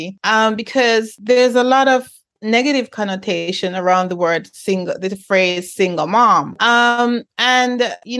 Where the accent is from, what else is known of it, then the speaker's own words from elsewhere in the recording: Jamaica; moved away; I was born in Jamaica